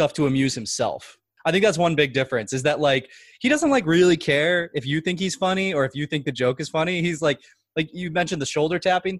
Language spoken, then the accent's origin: English; Midwest, United States; I am a Midwesterner